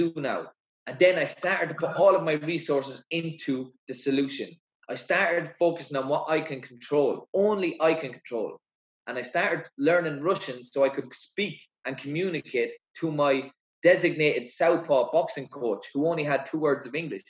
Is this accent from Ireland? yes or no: yes; Ireland; I represented my country